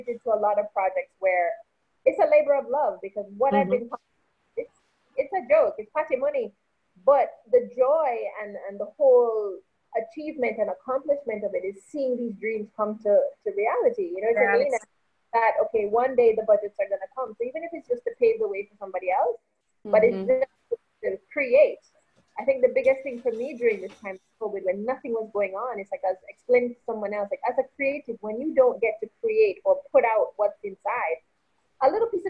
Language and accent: English; Toronto, Ontario, Canada; now in Jamaica; Toronto, my hometown